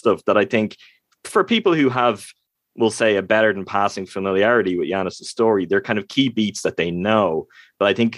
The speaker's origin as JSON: {"language": "English", "country": "Ireland", "said": "I'm from Ireland, so I'm a European."}